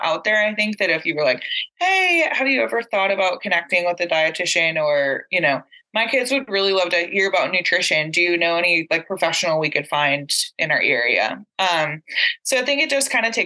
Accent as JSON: {"language": "English", "town": "San Angelo", "region": "Texas", "country": "United States", "tie": "born or raised there", "moved": "yes", "said": "San Angelo, my hometown, that's close to the border."}